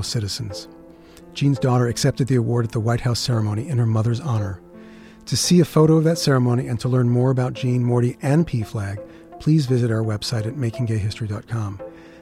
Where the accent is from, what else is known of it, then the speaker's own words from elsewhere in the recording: New York City, New York, United States; I'm from Queens, and growing up there, it felt like the last place that would have a gay pride parade.